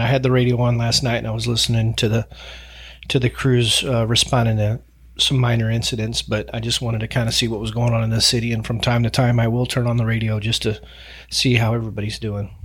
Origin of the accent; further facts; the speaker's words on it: St. Louis, Missouri, United States; moved away; growing up in Saint Louis, Missouri